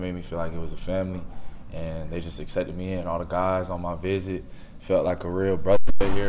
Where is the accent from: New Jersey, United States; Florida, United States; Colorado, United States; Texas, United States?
Florida, United States; Orlando; also born or lived in Nebraska; now in Tampa, United States; I'm from Orlando, so just being able to let my mom and my family, you know, just see me play every game.